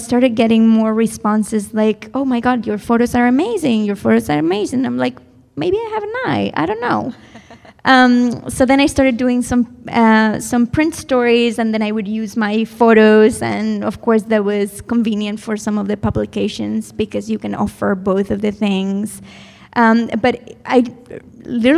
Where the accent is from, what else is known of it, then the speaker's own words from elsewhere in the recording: Madrid, Community of Madrid, Spain; moved away as an adult; I was born there